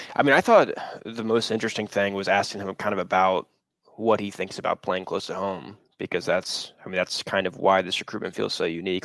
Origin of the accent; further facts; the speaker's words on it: Tallahassee, Florida, United States; I grew up in Tallahassee